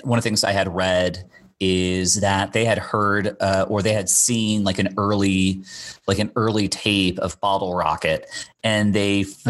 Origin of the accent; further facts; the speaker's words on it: Bermuda; now in United States; I'm from Bermuda originally, and I would spend my summers in Bermuda, and then I'd fly back to the U.S. My mom lived in Florida, so I'd kind of go back and forth.